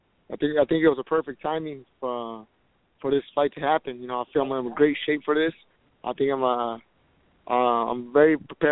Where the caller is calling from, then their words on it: Lake Arrowhead, California, United States; calling from Lake Arsenal, California.